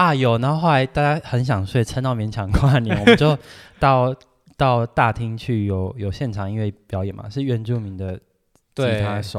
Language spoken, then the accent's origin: Chinese; Tainan, Taiwan; 小时候像我台南人，怎么还会想在饭店里吃鱼肚汤、牛肉汤？